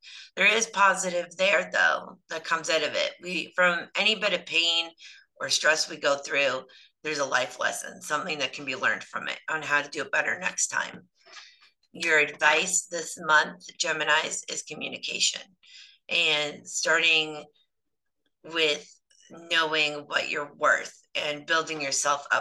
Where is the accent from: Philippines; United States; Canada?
Canada; I'm terrible Canadian